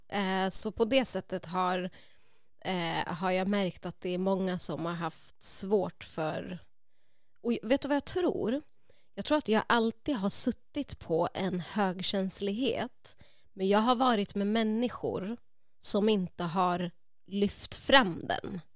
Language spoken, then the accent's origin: Swedish; Uppsala, Uppsala County, Sweden; jag är uppvuxen i Gottsunda, Uppsala